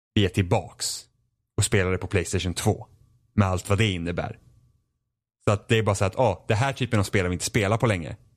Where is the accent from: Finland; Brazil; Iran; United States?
Finland; Jag är finne